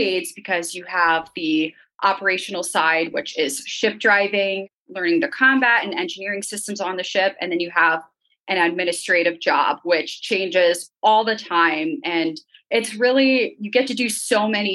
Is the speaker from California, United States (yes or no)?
no; Northern Virginia, United States; born or raised there